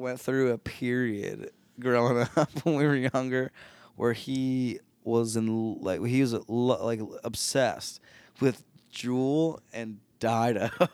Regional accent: Philadelphia, Pennsylvania, United States; Growing up in the Philly area

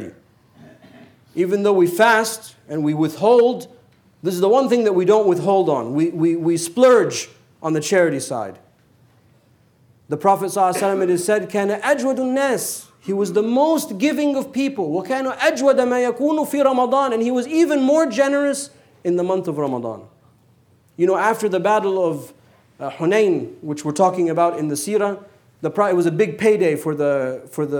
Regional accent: United States; we're American

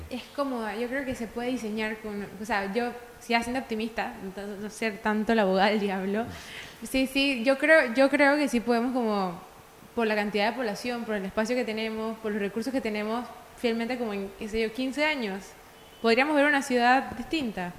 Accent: Panama; todos los panameños somos versátiles

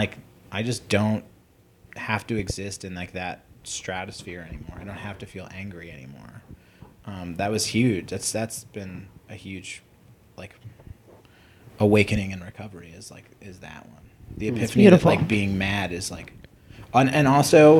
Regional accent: New York, United States; I'm Jewish from New York.

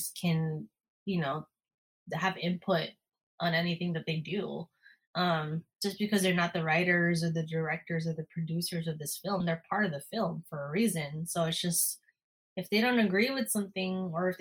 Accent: Bay Area, California, United States; I'm from the Bay Area.

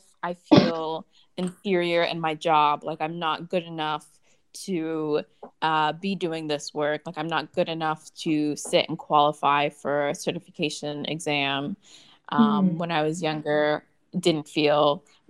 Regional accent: United States; now in Germany; I am American and English speaker

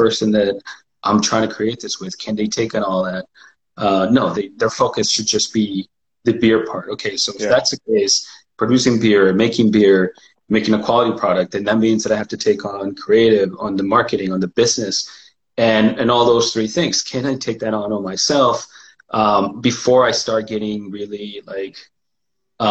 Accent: Mexico; now in Pacific Northwest, United States; spending that time in Mexico, from growing up in Mexico

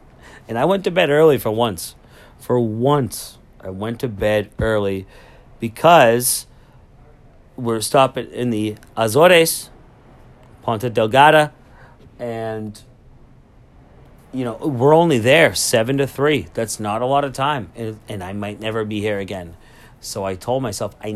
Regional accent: Lynn, Massachusetts, United States; I'm from Lynn

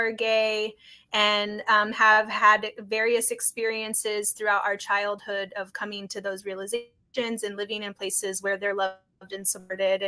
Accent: North Idaho, United States; moved away as an adult; also born or lived in Los Angeles, United States; now in Boise, United States; as a kid growing up in Idaho

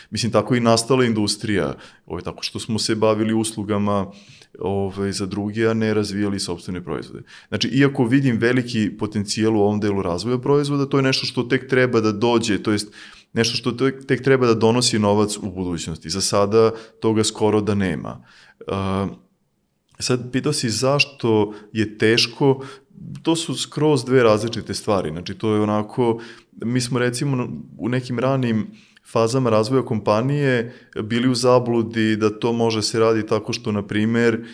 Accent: Serbia

